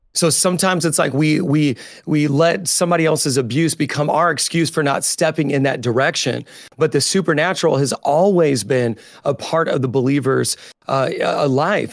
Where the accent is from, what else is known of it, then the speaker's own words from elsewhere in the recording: Indiana, United States; also born or lived in Chicago, United States; now in New York, United States; I'm originally from Indiana, so I'm fifty percent, uh, hillbilly and fifty percent city slicker